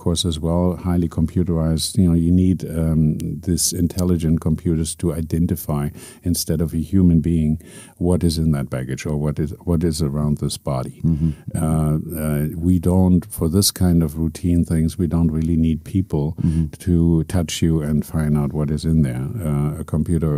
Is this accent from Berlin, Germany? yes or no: yes; Berlin, Germany; now in Abu Dhabi, United Arab Emirates; my hometown, Berlin